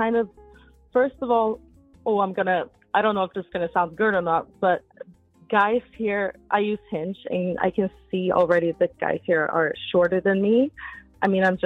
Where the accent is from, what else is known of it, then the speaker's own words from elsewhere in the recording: Sweden; English is a second language; moved away as an adult; now in New York, United States; I'm from Sweden.